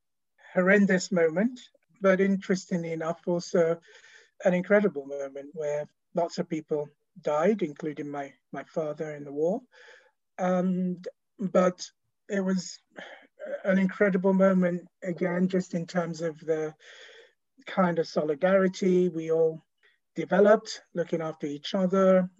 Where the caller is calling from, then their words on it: London, United Kingdom; I'm calling in from South London, so we're all still working from home.